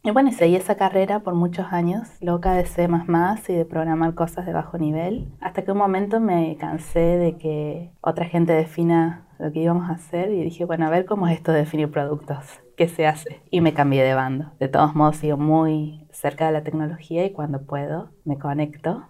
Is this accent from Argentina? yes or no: yes; Argentina; moved away as an adult; now in California, United States; somos ocho familias de Argentina, de diferentes lugares